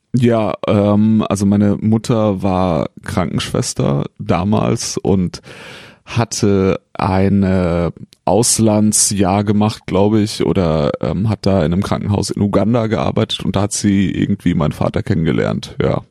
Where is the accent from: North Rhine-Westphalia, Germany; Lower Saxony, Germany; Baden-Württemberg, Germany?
Baden-Württemberg, Germany; a small village near Heidelberg; also born or lived in Siegen; Ich bin in einem kleinen Dorf äh, in der Nähe von Heidelberg aufgewachsen und äh, da komme ich her